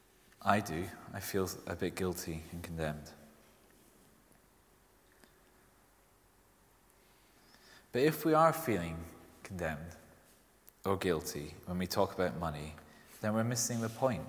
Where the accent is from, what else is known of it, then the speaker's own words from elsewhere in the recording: Scotland, United Kingdom; accent: Scottish; you might have heard from my accent, I'm Scottish. It doesn't really come out that strong